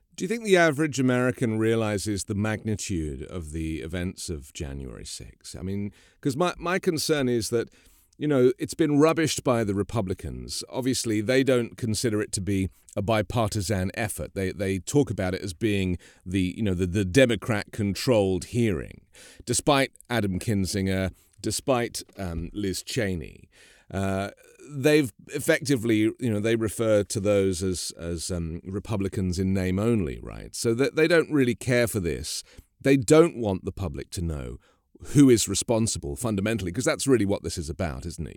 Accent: United Kingdom; now in United States; a British person living in America

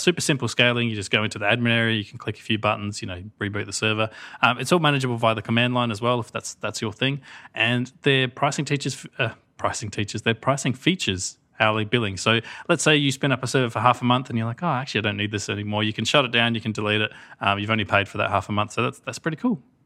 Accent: Australia; as an Australian, so as the only non-American here

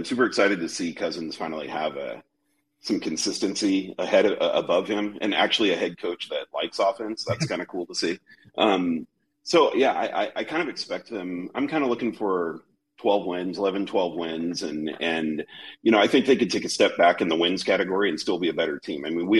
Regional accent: Southern California, United States; now in Phoenix, United States; I'm in Phoenix right now. I'm actually born and raised in Southern California. I've spent about 2 hours of my life in Minnesota.

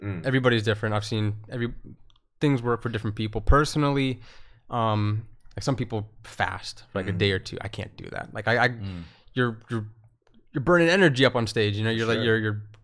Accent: Boston, Massachusetts, United States; I grew up in Boston.

